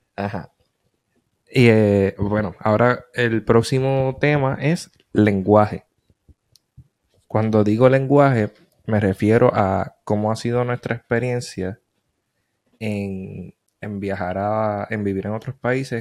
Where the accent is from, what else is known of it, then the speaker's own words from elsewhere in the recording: Puerto Rico; moved away; en Puerto Rico, en mi pueblo, adjunta